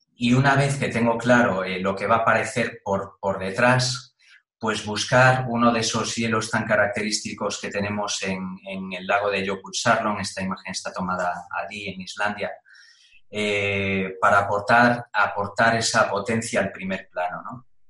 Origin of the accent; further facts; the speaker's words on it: Galicia, Spain; now in Madrid, Spain; yo que soy gallego aquí